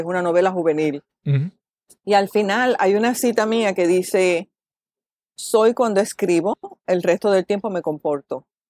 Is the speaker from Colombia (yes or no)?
no; Caguas, Puerto Rico; moved away as an adult; also born or lived in Toledo, Spain / New York City, United States / Miami, Florida, United States; vivo en Caguas, nací en Caguas, me he criado en Caguas, excepto los años que he vivido fuera